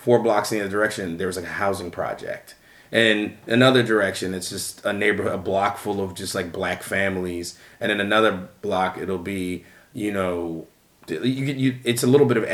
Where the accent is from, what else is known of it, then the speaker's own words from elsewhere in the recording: Philadelphia, Pennsylvania, United States; moved away as an adult; also born or lived in New Jersey; now in Chicago, United States; I grew up in Mount Airy